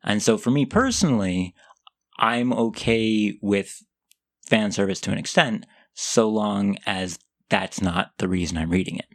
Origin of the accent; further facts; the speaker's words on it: United States; accent: American; I'm American